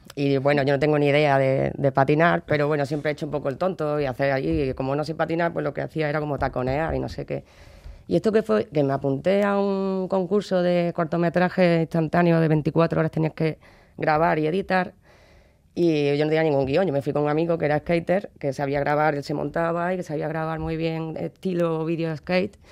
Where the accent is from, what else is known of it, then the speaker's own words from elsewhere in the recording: Córdoba, Andalusia, Spain; yo soy de Córdoba y eso, allí hay una tradición que es la Cruz de Mayo, y yo veía que los niños del barrio del lado hacían